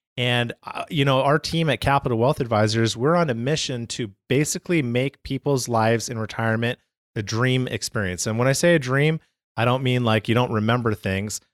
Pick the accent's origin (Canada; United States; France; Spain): Canada; I'm from Canada, right? So, pretty much, like, half the year is snow.